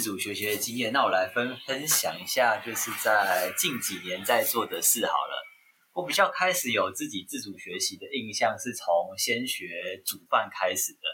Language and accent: Chinese; Taiwan; 身为台湾人